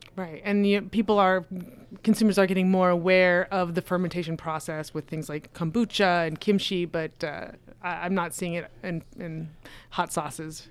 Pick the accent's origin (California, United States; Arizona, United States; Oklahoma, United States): Arizona, United States; Phoenix; I'm from Phoenix